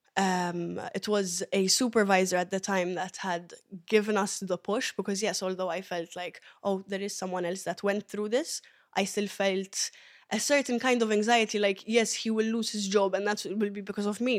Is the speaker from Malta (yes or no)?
yes; Malta; also born or lived in Ethiopia; originally Ethiopian, but I was raised here in Malta.